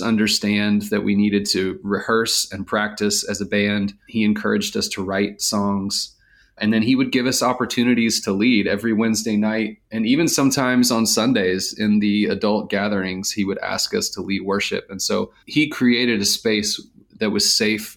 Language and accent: English; Marietta, Georgia, United States; I grew up here in Atlanta, Georgia, a suburb of Atlanta called Marietta